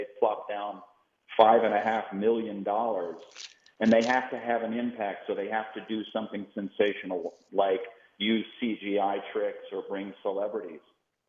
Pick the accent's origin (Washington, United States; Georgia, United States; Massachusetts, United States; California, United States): Massachusetts, United States; Boston; I grew up in Boston.